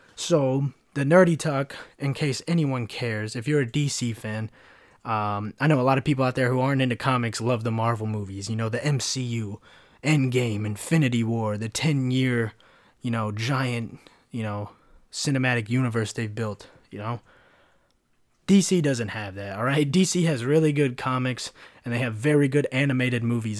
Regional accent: United States; I'm an American

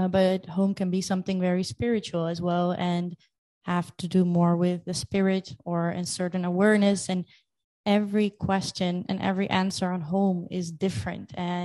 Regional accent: Netherlands; also born or lived in Crimea, Ukraine / Paris / Moscow / Hong Kong; I was born in Crimea, which makes me half Ukrainian and half Russian by blood. And since I'm two, I moved to the Netherlands.

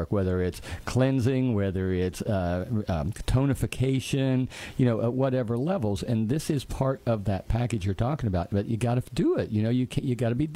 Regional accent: West Virginia, United States; where are you from? I'd say, West Virginia

